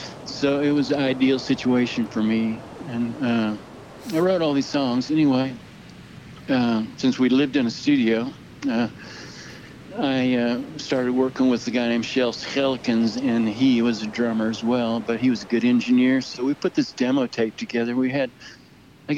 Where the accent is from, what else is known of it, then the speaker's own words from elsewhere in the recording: Dallas, Texas, United States; also born or lived in Holland; I moved back to my hometown, Dallas, Texas.